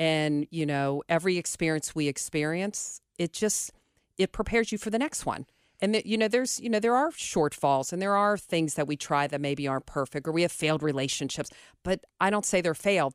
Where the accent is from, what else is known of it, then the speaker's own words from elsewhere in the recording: Cincinnati, Ohio, United States; I grew up Cole Rain, but I went to Mount Healthy High School